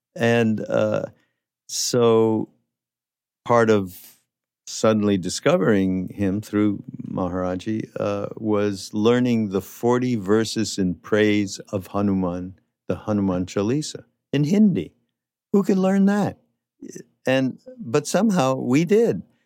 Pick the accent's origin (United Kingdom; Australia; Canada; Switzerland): Canada; Quebec; in Quebec where I'm from